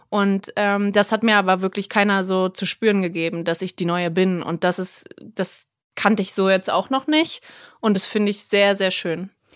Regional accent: Berlin, Germany; moved away as an adult; also born or lived in South Tyrol, Italy; ich bin ja aus Berlin, meine Familie ist noch hier, aber ich bin ja wirklich zurückgekommen aus Italien, aus Südtirol wegen GZSZ

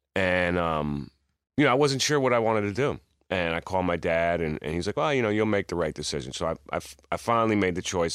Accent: New York, United States; this is my hometown

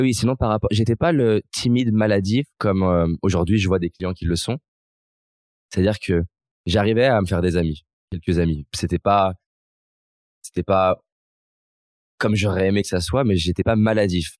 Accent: Lyon, Auvergne-Rhône-Alpes, France; also born or lived in Vaulx-en-Velin / Villeurbanne; j'ai grandi à Lyon.

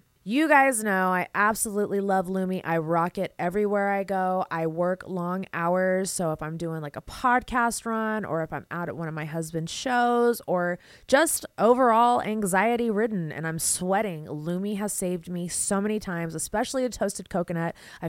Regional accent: Las Vegas, Nevada, United States; accent: Valley girl; also born or lived in Houston; I'm from Houston. I don't have an accent because I grew up in Vegas. So if I do have an accent, it's a Valley girl accent.

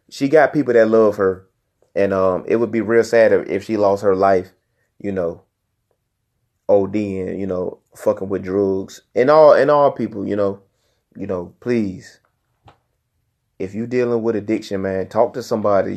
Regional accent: Newport News, Virginia, United States; I come from Nupa News, Virginia

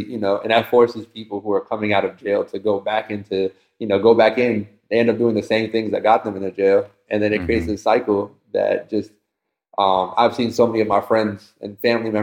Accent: Takoma Park, Maryland, United States; now in California, United States; I come from Tacoma Park, Maryland, and it's an environment, at least at the time when I was born and where I was growing up

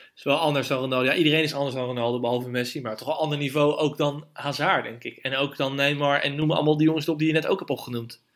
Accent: Netherlands; als Nederlanders

